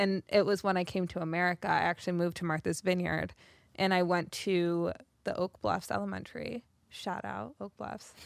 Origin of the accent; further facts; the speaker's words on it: South Africa; I grew up in South Africa